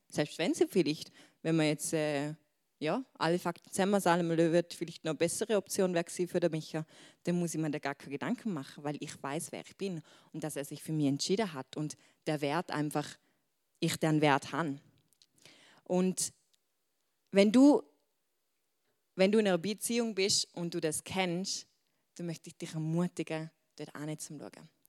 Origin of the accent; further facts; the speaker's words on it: Switzerland; accent: Swiss German; Schweizerdeutsch, mein Dialekt